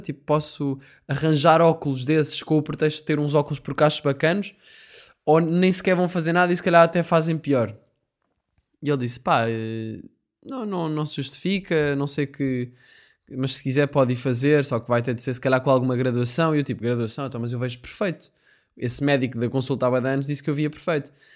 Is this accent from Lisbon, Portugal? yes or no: yes; Sintra, Lisbon, Portugal; eu sou de Sintra